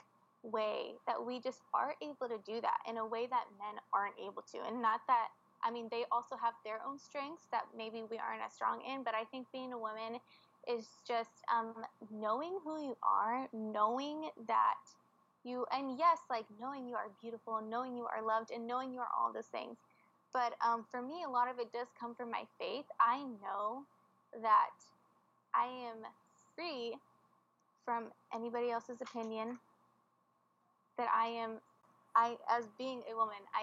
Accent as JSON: {"language": "English", "country": "United States", "moved": "as an adult"}